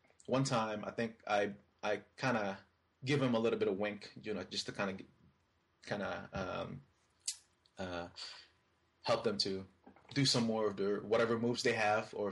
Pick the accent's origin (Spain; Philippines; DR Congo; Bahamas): Philippines; now in United States; Philippines is actually my home country